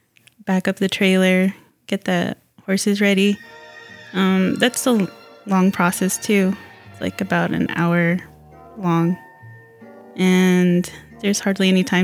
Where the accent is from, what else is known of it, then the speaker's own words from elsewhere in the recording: Tewa Village, Arizona, United States; I'm Corn Clan from Tewa Village.